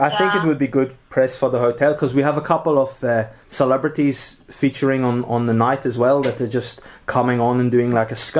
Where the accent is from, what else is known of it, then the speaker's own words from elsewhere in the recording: Durban, KwaZulu-Natal, South Africa; because I'm from South African, starts out of Durban, a place called Kwankosh.